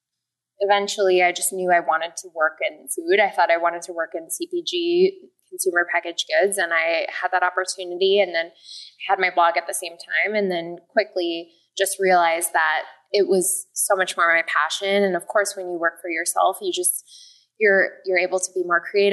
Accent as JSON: {"language": "English", "area": "just outside of Minneapolis", "region": "Minnesota", "country": "United States", "tie": "born or raised there", "said": "I grew up in Minnesota"}